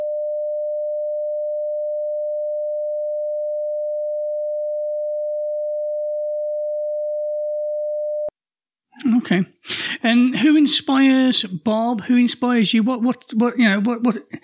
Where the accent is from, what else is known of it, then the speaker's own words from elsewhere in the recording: England, United Kingdom; I'm fucking English.